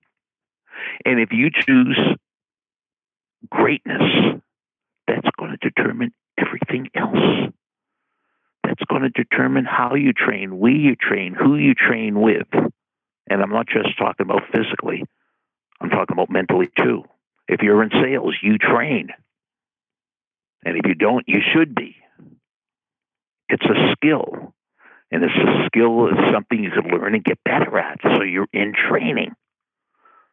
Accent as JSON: {"language": "English", "town": "Boston", "region": "Massachusetts", "country": "United States", "tie": "born or raised there", "said": "when I was growing up in Boston"}